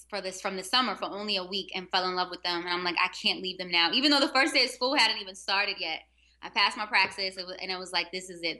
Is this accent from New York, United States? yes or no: yes; New York City, New York, United States; now in Baltimore, United States; I'm from Harlem and I went to Morgan for undergrad, Morgan State University, which led me to Baltimore, where I've been teaching for so long.